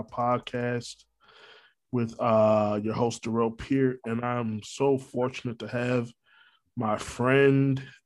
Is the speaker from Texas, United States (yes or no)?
no; Orlando, Florida, United States; also born or lived in Brooklyn, New York; I'm a Florida boy. I've been here since '93